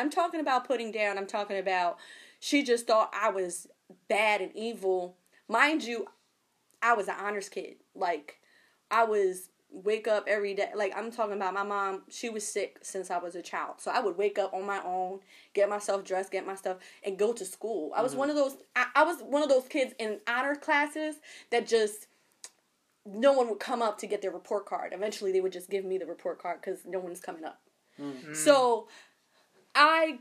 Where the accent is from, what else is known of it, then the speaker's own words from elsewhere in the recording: Camden, New Jersey, United States; I grew up in the inner city. I grew up in Camden.